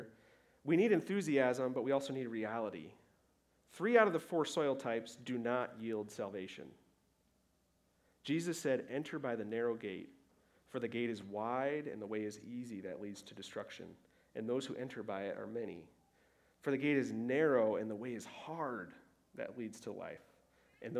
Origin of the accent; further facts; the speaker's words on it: Michigan, United States; moved away; I was back home in Michigan with my family